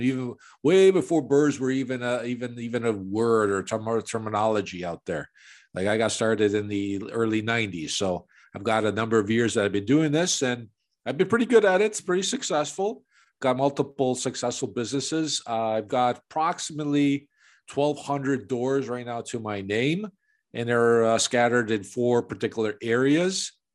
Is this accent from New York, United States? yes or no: no; Chicago, Illinois, United States; now in Toronto, Canada; I was born and raised in Chicago